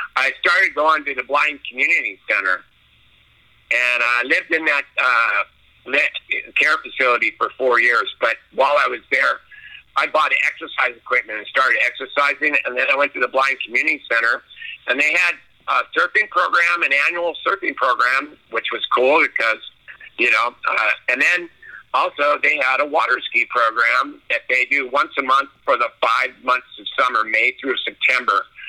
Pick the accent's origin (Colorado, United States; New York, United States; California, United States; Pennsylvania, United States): California, United States; Newport Beach; also born or lived in Chicago, Illinois; I was born in Chicago, Illinois, and we moved out to Newport Beach, California when I was four years old.